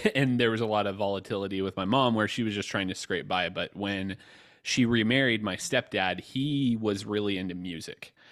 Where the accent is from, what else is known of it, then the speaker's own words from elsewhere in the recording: Georgia, United States; I grew up in Georgia